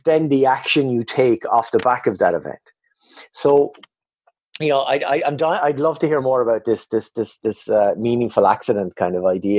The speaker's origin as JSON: {"language": "English", "country": "Ireland", "also_born_or_lived": "Canada", "moved": "as an adult", "said": "I'm Irish"}